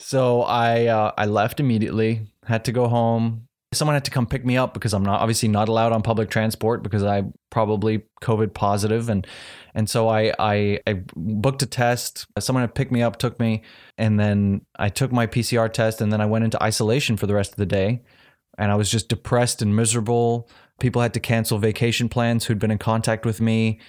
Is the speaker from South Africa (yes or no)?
yes; South Africa; I'm from South Africa